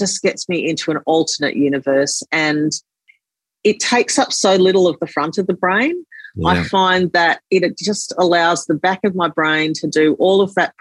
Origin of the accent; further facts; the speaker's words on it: Sydney, New South Wales, Australia; I grew up in Lane Cove.